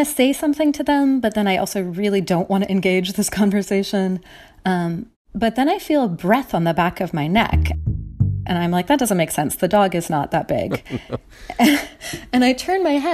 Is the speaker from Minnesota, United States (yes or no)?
yes; Minnesota, United States; moved away; I'm originally from Minnesota